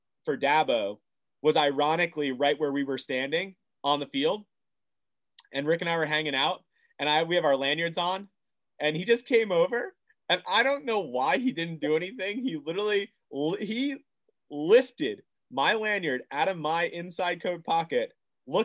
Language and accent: English; Red Bank, New Jersey, United States; we're from New Jersey. And he goes, where are you guys from? We're like, Red Bank